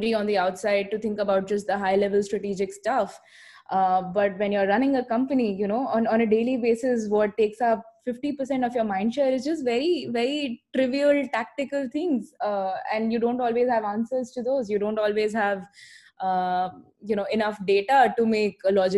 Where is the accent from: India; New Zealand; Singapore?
India; Ahmedabad, Gujarat; my childhood and growing up in Ahmedabad